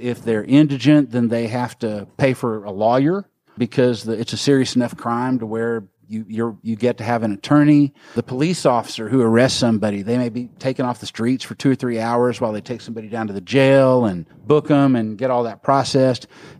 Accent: Tyler, Texas, United States; my hometown of Tyler, Texas, which is in northeast Texas

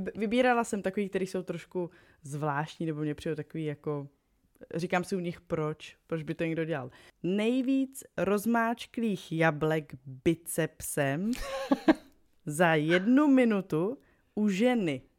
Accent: Moravia, Czechia; my jsme z Moravy

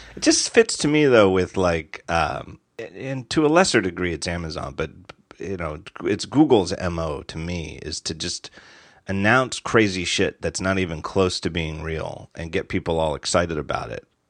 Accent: United States; as an American

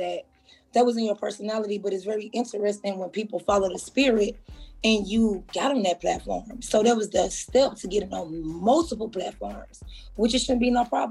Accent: Atlanta, Georgia, United States; I was born in Atlanta, Georgia

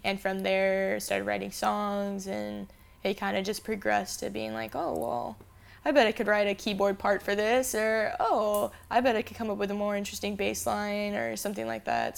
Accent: Phoenix, Arizona, United States; also born or lived in Salt Lake City, Utah; I'm born and raised in Phoenix, and I moved to Utah to go to school

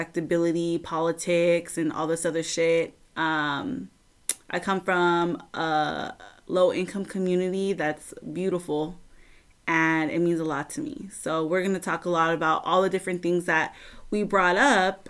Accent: Southern California, United States; I'm from Southern California

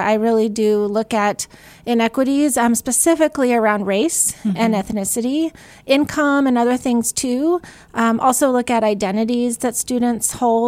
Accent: California, United States; And I did transfer to UC Davis. I'm from California. So I did all of my education there.

